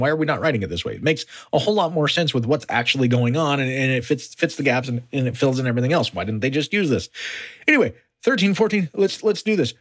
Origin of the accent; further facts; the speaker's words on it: United States; As an American